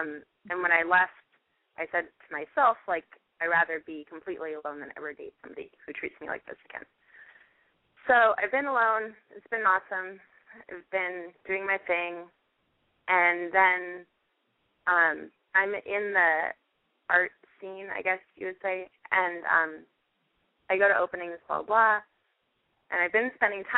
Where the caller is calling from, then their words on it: Los Angeles, California, United States; Los Angeles.